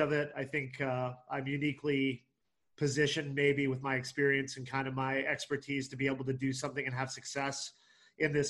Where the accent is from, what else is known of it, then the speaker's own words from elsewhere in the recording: Canada; moved away as an adult; also born or lived in Deep South; now in Indiana, United States; I grew up in Canada